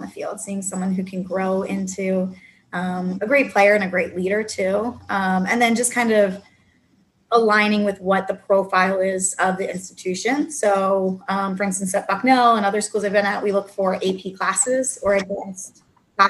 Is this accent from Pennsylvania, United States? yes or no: yes; West Chester, Pennsylvania, United States; I grew up in Westchester, Pennsylvania, and I've actually stayed in Pennsylvania for most of my coaching career